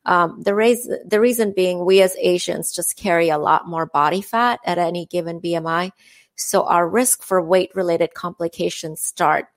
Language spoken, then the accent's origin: English; India; moved away; I'm from India